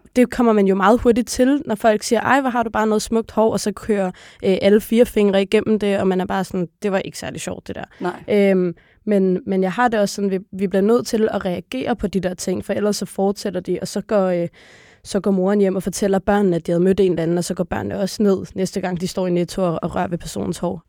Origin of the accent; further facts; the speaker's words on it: Copenhagen, Capital Region of Denmark, Denmark; så er jeg født og opvokset på Blågårdsplads Plads inde i kernen af på København Nørrebro